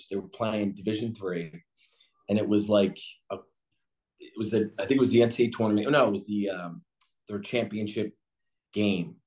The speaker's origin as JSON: {"language": "English", "town": "Philadelphia", "region": "Pennsylvania", "country": "United States", "tie": "born or raised there", "said": "growing up in Philly"}